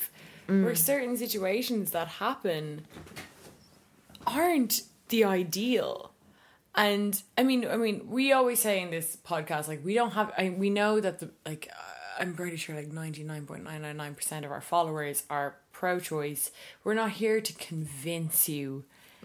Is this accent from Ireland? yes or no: yes; Ireland; As Irish women